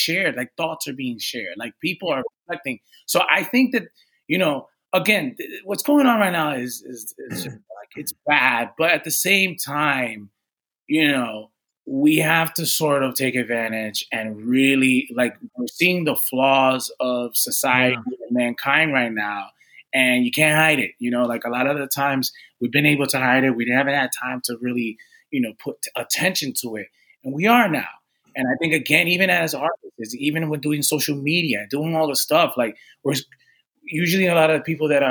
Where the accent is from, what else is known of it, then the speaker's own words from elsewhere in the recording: Redding, Connecticut, United States; also born or lived in New Rochelle, New York; my father decided to move to the suburbs of Connecticut. So as a young kid, I was in near the Danbury area, West Reading, Connecticut